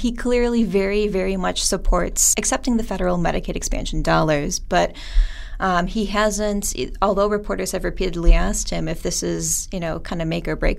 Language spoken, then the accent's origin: English; Chilton, Wisconsin, United States; I grew up in Chilton, Wisconsin, the northeastern part of the state